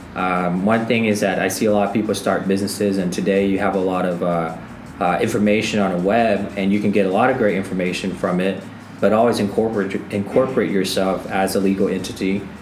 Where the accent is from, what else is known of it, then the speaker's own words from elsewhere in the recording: Middle America, Midwest, United States; we come from Middle America